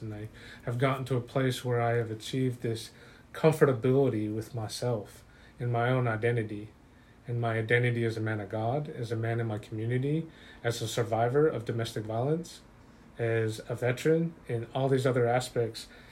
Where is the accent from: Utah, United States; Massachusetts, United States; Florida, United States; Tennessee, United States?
Utah, United States; I grew up in Utah around LDS and Catholic faith belief, faith belief systems